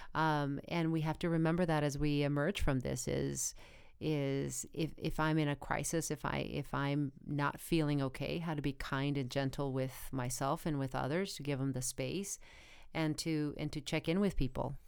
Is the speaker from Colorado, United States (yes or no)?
no; Arizona, United States; moved away; I come from a really small town in Arizona